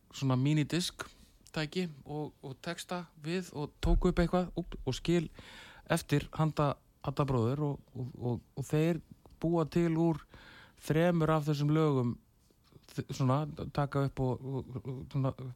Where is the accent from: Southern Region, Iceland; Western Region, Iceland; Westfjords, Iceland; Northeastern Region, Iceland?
Southern Region, Iceland; Selfoss; moved away; ég ólst upp á Salfósi